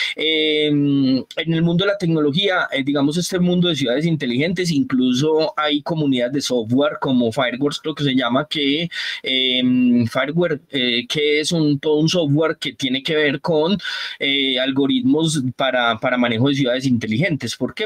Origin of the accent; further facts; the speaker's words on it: San Andrés, San Andrés, Providencia and Santa Catalina, Colombia; moved away; also born or lived in Antioquia; yo me considero también sanandresano porque yo me crié en San Andrés, en la isla